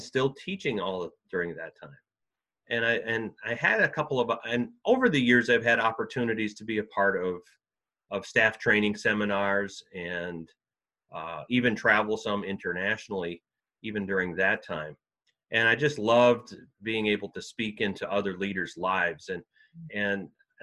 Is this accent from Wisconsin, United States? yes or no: yes; just outside of Green Bay, Wisconsin, United States; I grew up in Wisconsin, and actually grew up just outside of Green Bay, Wisconsin, on a dairy farm.